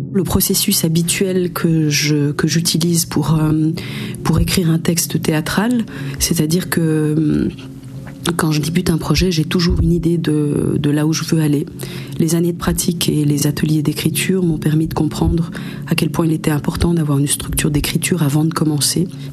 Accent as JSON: {"language": "French", "region": "Geneva", "country": "Switzerland", "tie": "born or raised there", "moved": "yes", "lives_now": "Jura, France", "said": "Je suis née euh, en Suisse, euh, à Genève plus particulièrement, mais j'habite depuis une quinzaine d'années dans le Jura, donc dans le Jura français"}